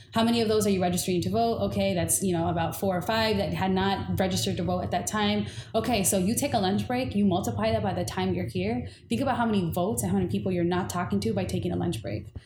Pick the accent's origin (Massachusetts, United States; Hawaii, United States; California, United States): California, United States; Inglewood; also born or lived in Bay Area, California; Growing up in Inglewood, I was a token